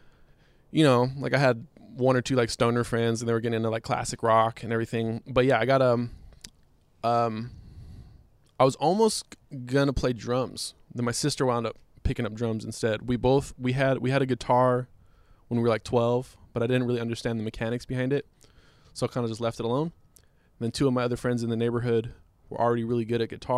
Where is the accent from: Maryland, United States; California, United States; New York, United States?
California, United States; Inglewood; I'm from Inglewood. So you got all these black kids just in the hood